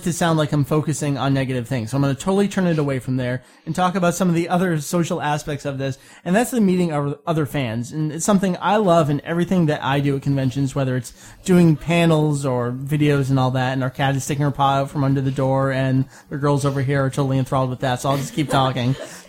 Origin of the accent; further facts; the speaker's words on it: Canada; I'm French Canadian.